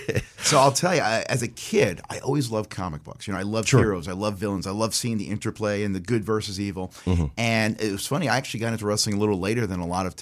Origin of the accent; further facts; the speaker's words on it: New York, United States; now in Lake Mary, United States; And I'm from New York. You can probably tell a little bit of my voice, though I do try to hide